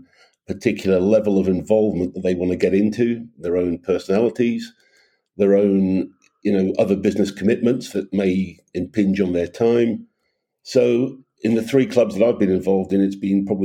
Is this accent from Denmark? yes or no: no; Aberdeen, Scotland, United Kingdom; moved away as an adult; also born or lived in Sydney; my father passed away back in Aberdeen, which is my hometown